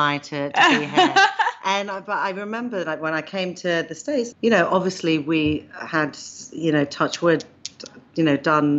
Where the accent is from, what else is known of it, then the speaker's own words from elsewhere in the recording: London, United Kingdom; accent: London; Greek Cypriot origin, but born and bred in London.